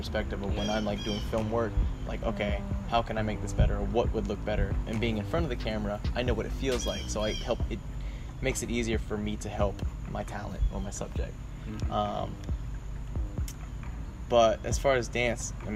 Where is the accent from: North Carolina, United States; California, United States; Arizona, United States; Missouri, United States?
North Carolina, United States; Raleigh; I am from Raleigh, North Carolina